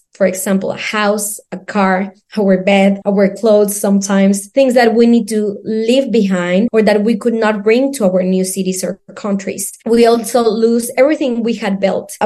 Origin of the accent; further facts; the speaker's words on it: Mexico City, Mexico; English is a second language; now in Seville, Spain; I'm from Mexico City